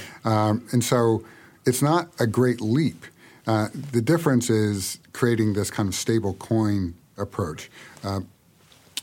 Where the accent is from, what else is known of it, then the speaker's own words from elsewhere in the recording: United States; we in the U.S.